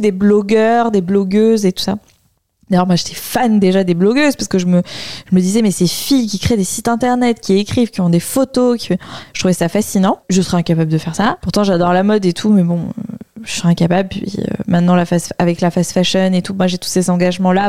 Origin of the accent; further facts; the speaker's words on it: Bordeaux, Nouvelle-Aquitaine, France; moved away; also born or lived in Paris; Je suis de Bordeaux